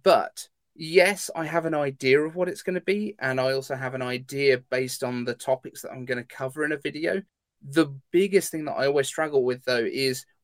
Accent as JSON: {"language": "English", "country": "United Kingdom", "said": "I'm British"}